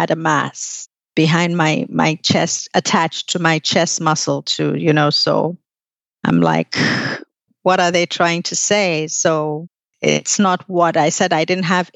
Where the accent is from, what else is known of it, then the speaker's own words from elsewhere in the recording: Nigeria; moved away; I was in Nigeria at the time. I'm Nigerian.